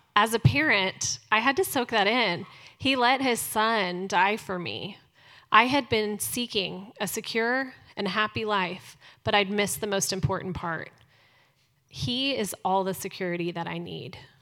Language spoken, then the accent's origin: English; Dallas, Texas, United States; I was born here in Dallas